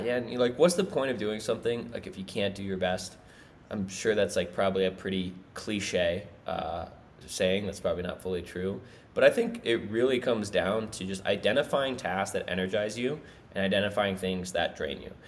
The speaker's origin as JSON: {"language": "English", "region": "Minnesota", "country": "United States", "tie": "born or raised there", "moved": "yes", "lives_now": "South America", "said": "my family moved out of Minnesota"}